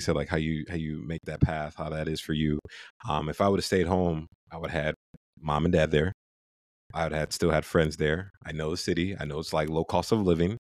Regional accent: Ohio, United States; moved away; I'm from Ohio, went to University of Toledo, which is like our, our home state school

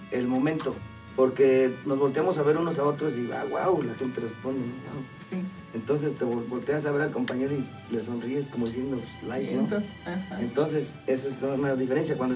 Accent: Isla, Veracruz, Mexico; pues yo como local y como representaba Isla y me gané al cariño de la gente, de mi

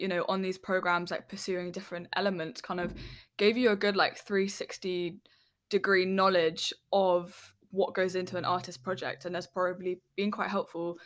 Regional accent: London, United Kingdom; where I grew up in West London, I didn't have that at all

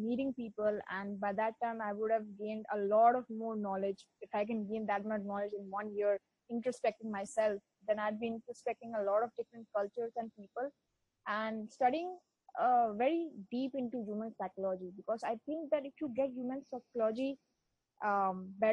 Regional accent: West Bengal, India; first language Bengali; English is a second language; Bengali is my mother tongue because I live in Bengal, so that's the language here.

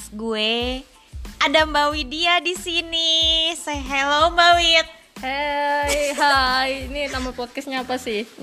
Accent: Cianjur, West Java, Indonesia; kan keluarga kita teh ada pabrik kan kalau di daerah gue tuh daerah Cianjur orang tuanya rata-rata punya pabrik beras ya.

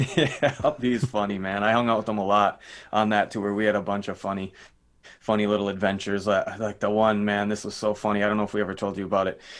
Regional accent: Minnesota, United States; I'm from Minnesota

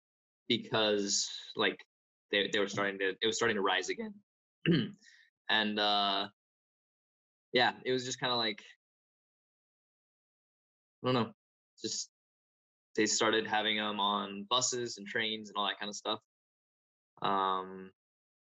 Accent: United States; I come from America

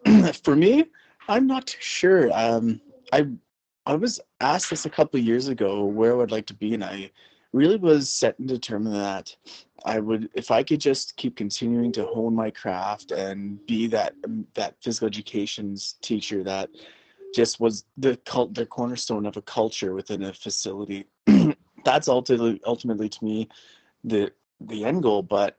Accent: Canada; Definitely want to give her this type of experience that I had growing up in Canada with sport, with activities, with the outdoors, with the wilderness.

